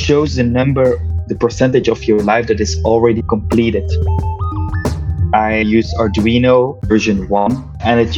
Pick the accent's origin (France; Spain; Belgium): Belgium; I'm from Belgium